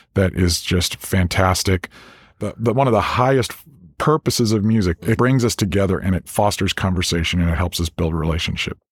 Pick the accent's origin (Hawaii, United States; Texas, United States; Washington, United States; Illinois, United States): Illinois, United States; South Central and Central; I grew up in South Central and Central Illinois, kind of in the country there